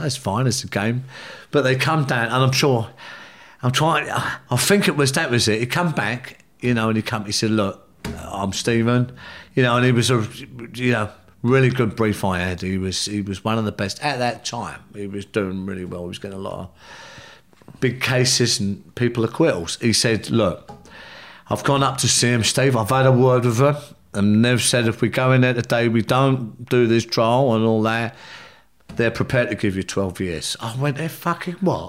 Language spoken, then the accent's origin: English; London, United Kingdom; also born or lived in Ireland; I come from the South London